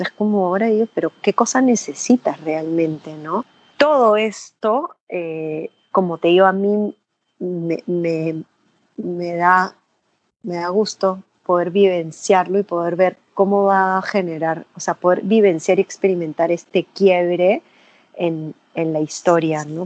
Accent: Peru; nosotros como peruanos

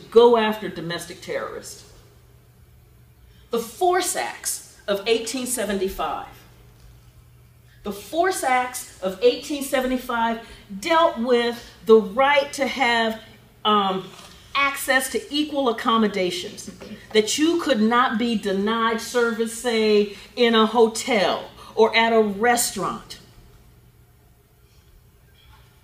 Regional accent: Ohio, United States; moved away as an adult; now in Atlanta, United States; I'm from Ohio, but I've just come to Atlanta in 2009, but I picked up some Southern terms

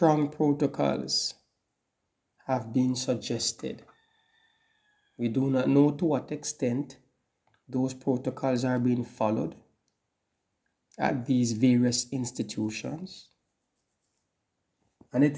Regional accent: Jamaica; as a Jamaican

